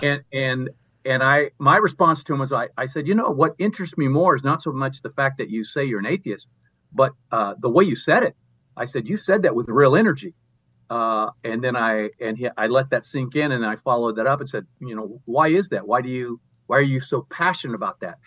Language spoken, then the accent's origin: English; Southern California, United States; I grew up in Southern California